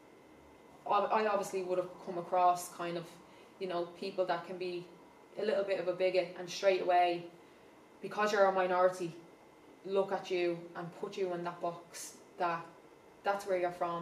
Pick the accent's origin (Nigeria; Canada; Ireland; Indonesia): Ireland; Dublin, Leinster; I'm from the Liberties, is where I'm from